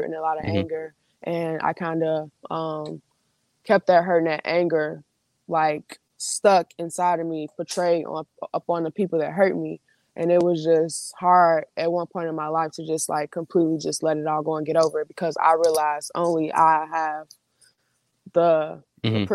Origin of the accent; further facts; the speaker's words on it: Chicago, Illinois, United States; Where I was born and raised, I was born in one of, like, the roughest neighborhoods in the Chicagoland area